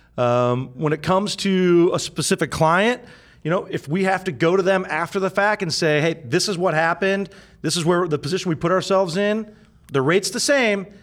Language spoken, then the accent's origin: English; Findlay, Ohio, United States; moved away as an adult; also born or lived in Chicago; now in Columbus, United States; I'm from Findlay